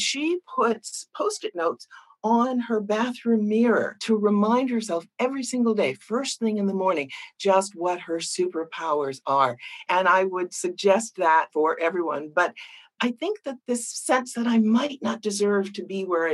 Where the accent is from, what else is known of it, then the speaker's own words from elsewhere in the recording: Boston, Massachusetts, United States; I grew up in Boston.